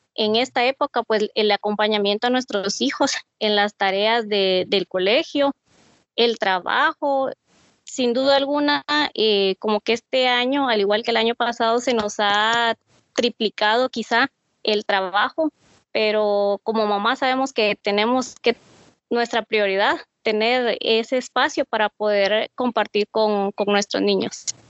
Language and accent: Spanish; Mazatenango, Suchitepéquez, Guatemala; soy de Mazatenango, Suchitepeques